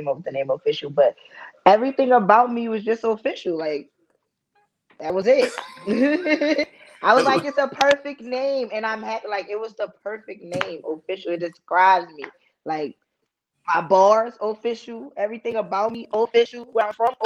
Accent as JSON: {"language": "English", "town": "New Orleans", "region": "Louisiana", "country": "United States", "tie": "born or raised there", "said": "I'm from New Orleans, Louisiana"}